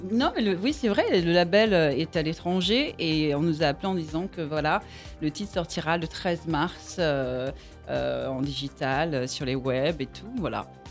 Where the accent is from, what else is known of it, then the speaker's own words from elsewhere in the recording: Antilles, Guadeloupe; chez moi, aux Antilles, en Guadeloupe